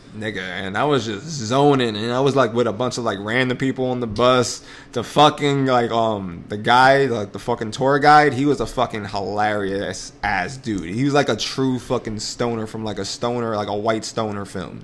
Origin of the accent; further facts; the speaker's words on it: New York City, New York, United States; So we're from New York, right? Yep. And we basically have our own fucking language.